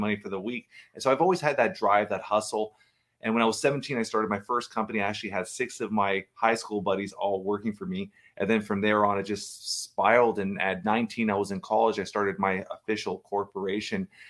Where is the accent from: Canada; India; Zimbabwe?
Canada; Toronto, Ontario; I've been, uh, born and raised in Toronto, Canada